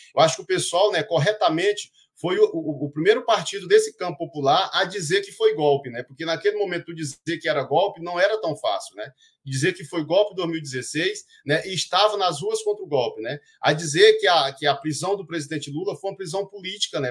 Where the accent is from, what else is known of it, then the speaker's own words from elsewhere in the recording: Maranhão, Brazil; moved away as an adult; also born or lived in Brasília; eu cheguei no Maranhão de volta em dois mil e quinze, né, que eu sou maranhense